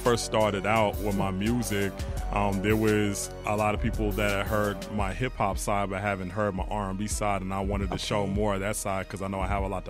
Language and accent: English; Atlanta, Georgia, United States; also born or lived in Buffalo, New York; I'm from Atlanta, Georgia. I said I'm originally from Atlanta.